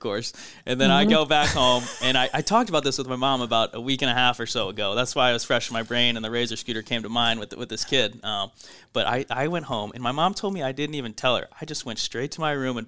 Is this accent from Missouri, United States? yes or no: yes; St. Louis, Missouri, United States; also born or lived in California / Indiana; moved to St. Louis in kindergarten and grew up there